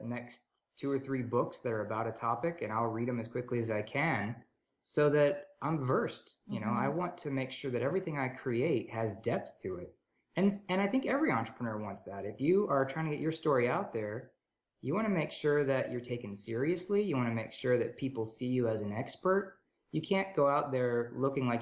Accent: United States; I'm American

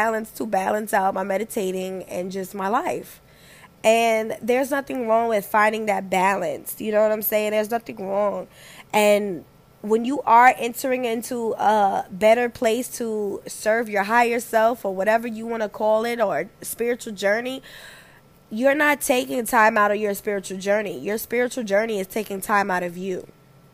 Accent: New York, United States; moved away; also born or lived in the South; I'm from New York. I'm from New York where when bitches don't like you, you already know it. It was until I moved down south

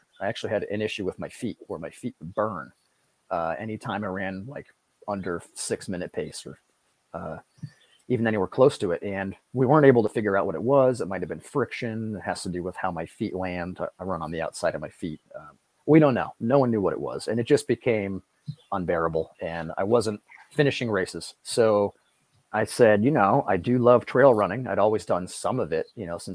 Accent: Connecticut, United States; moved away as an adult; now in Shelburne Falls, United States; I'm from Connecticut, not too far away

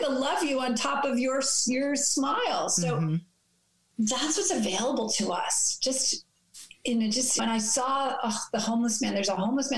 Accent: New York City, New York, United States; growing up in New York City.

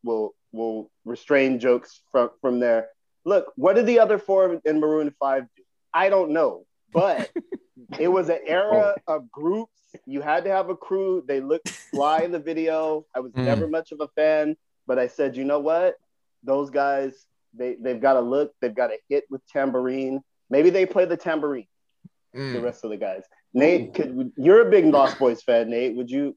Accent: West Coast, United States; I am from the West Coast.

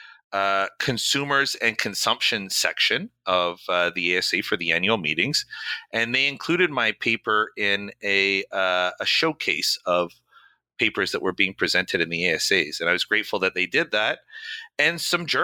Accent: Canada; moved away as an adult; now in New York, United States; I'm originally from Canada. I've been here maybe since 2000, so coming up 17 years in the United States.

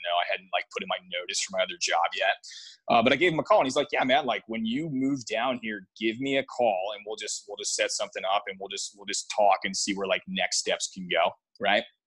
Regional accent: Michigan, United States; moved away; I'm originally from Michigan

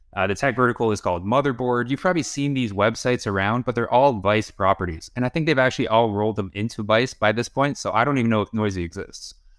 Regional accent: Toronto, Ontario, Canada; also born or lived in Kyiv, Ukraine / Barrie, Ontario; I was four years old, and we moved to Toronto

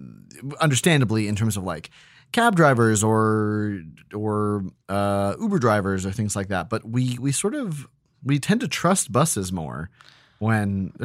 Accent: Australia; Rock, where a whole school excursion disappeared and were never found, are two that terrified us as Australian children.

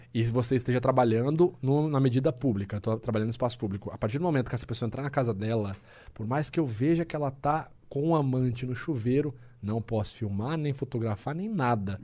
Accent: Rio Claro, São Paulo, Brazil; moved away as an adult; lá na minha cidade, lá em Rio Claro

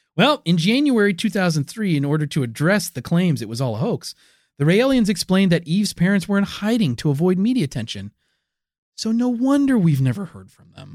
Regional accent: United States; I'm American

